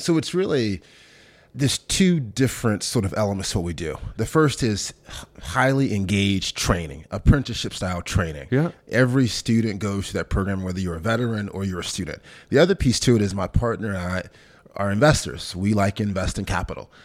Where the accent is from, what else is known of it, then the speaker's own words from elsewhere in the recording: Memphis, Tennessee, United States; moved away as an adult; also born or lived in Sardis, Mississippi / London; I'm born in a small town in Mississippi, about 10,000 folks called Sardis, uh, but then really grew up in Memphis, Tennessee. My mom moved there when I was probably five or six years old